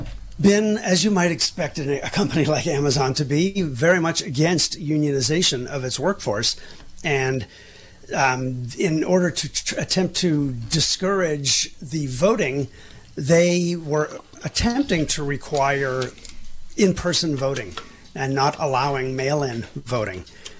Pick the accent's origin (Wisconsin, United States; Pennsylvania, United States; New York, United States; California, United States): Pennsylvania, United States; Pittsburgh; Pinkerton Strike Breakers back in my hometown of Pittsburgh.